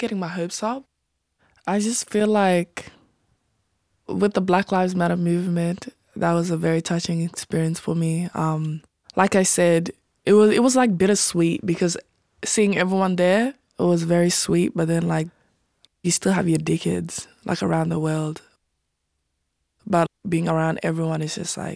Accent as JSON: {"language": "English", "country": "Sudan", "moved": "yes", "lives_now": "Australia", "said": "I'm from Sudan"}